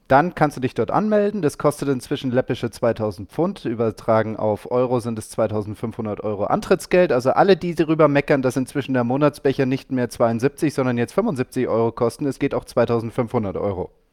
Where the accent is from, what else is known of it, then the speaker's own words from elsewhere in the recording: Germany; bei uns in Deutschland